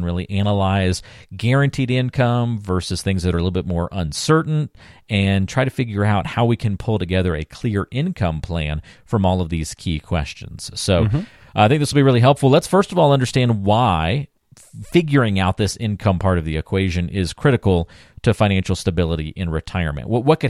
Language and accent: English; North Carolina, United States; I grew up in North Carolina. We always went back pretty early, like middle of August, it seemed.